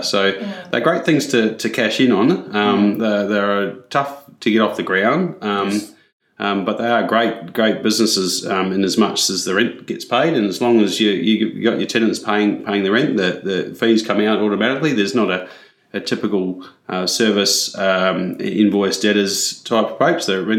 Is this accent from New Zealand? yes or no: yes; New Zealand; I can say that because I am a Kiwi and I've worked across both countries.